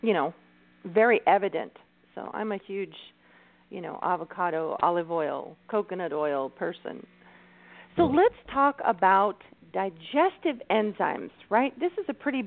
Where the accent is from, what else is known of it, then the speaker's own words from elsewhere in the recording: California, United States; I'm Californian